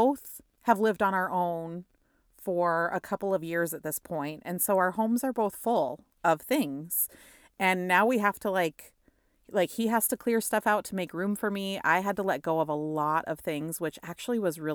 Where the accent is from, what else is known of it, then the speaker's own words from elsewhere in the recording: South Dakota, United States; moved away as an adult; also born or lived in Madison, Wisconsin / Seattle; now in Minneapolis, United States; I like got promoted for the first time out of South Dakota. Like, and actually this September will be 10 years ago that I got that first promotion and left my hometown